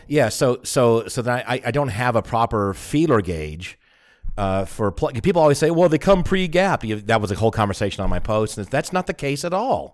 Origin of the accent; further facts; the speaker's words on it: United States; moved away; also born or lived in Germany; I'm the American in Germany